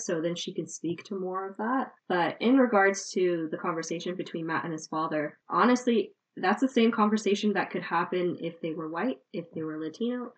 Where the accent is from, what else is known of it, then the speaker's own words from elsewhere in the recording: Canada; as a Canadian, you need to know how to skate.